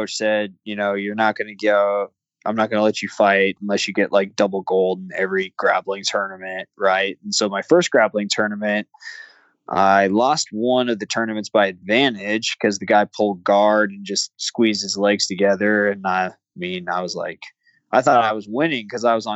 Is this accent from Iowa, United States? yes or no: yes; Iowa, United States; moved away; also born or lived in Mobile, Alabama; I grew up in Iowa